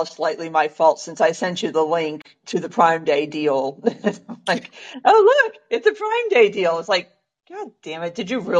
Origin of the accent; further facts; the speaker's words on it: United States; I grew up in America